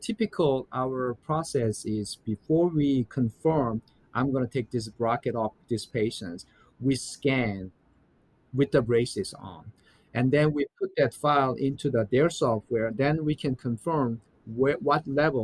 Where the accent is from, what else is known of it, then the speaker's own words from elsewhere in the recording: South Korea; now in United States; I'm from South Korea